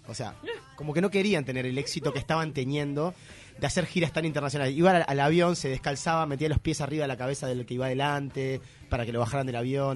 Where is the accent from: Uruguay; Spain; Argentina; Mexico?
Uruguay; yo soy uruguayo, soy músico